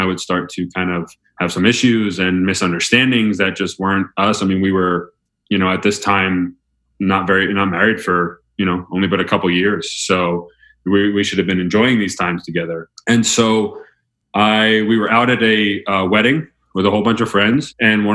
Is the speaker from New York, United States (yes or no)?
yes; Mamaroneck, New York, United States; moved away as an adult; also born or lived in Notre Dame / Elon University; I was born in Westchester, New York, just outside New York City. Grew up there in Mamaroneck, went to Mamaroneck High School.